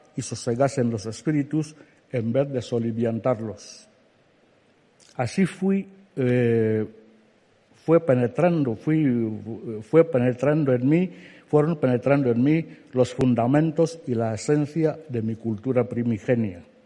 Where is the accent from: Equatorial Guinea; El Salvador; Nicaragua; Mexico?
Equatorial Guinea; Alén, Centro Sur; first language Fang; Spanish is a second language; me obligaban a levantarme cada mañana para asistir a la escuela en mi pueblo, Alén, en el distrito de Niefan, en la región continental de Guinea Ecuatorial